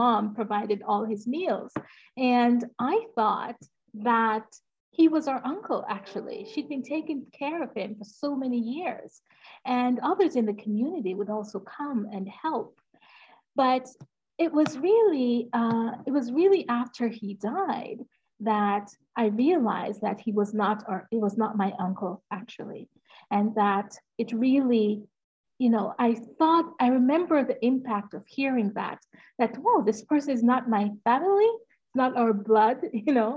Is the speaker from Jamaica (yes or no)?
yes; Jamaica; I am from Jamaica. And I grew up in, I started the first 10 years of my life. I lived in a small farming town in Jamaica.